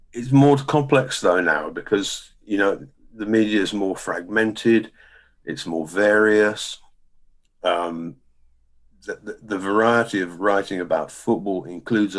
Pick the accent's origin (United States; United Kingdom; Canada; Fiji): United Kingdom; England; we're English